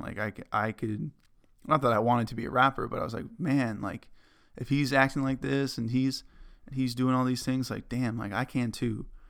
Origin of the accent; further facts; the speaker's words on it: Lexington, Massachusetts, United States; moved away; in my hometown of Lexington, Massachusetts